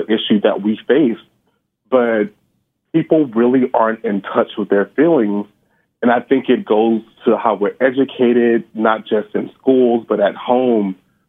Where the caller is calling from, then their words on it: Houston, Texas, United States; I'm calling from Houston, Texas.